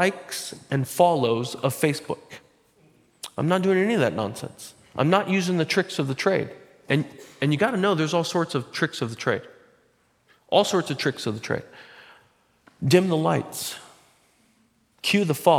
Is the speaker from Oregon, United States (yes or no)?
yes; Butte Falls, Oregon, United States; I'm from Butte Falls